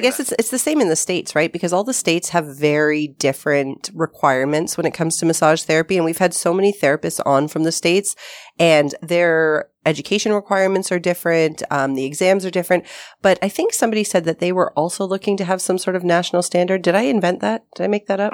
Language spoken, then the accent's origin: English; Toronto, Ontario, Canada; I was from Toronto